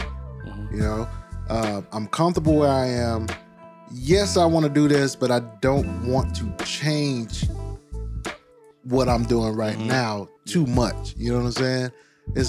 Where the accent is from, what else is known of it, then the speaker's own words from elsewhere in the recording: Brunswick, Georgia, United States; now in Winter Garden, United States; Brunswick, Georgia, where I'm from